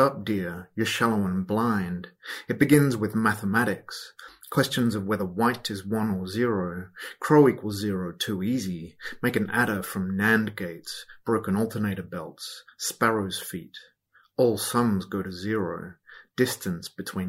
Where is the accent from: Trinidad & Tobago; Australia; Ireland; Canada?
Australia; Perth, Western Australia; I'm from Perth on Whadjuk country